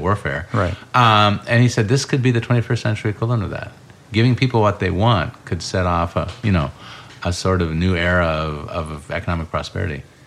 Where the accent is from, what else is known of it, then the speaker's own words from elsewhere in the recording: Urbana, Illinois, United States; also born or lived in Iowa; I grew up in Urbana, Illinois